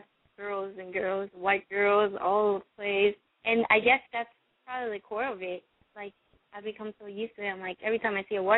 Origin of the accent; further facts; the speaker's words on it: Venezuela; now in Orlando, United States; I'm not from here. I'm from Venezuela